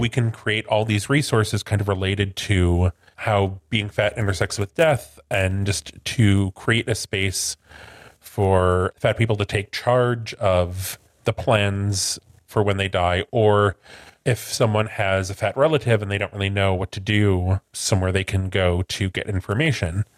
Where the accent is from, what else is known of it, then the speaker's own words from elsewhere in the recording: Midwest, United States; I'm from the Midwest.